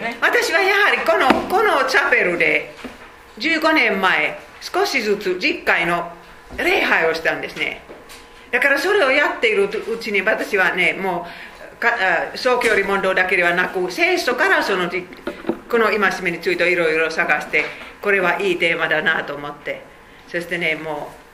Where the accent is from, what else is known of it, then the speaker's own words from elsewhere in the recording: Finland; Japanese is a second language; moved away as an adult; now in Japan; 500万人しか話せないフィンランドにどうして私は生まれましたか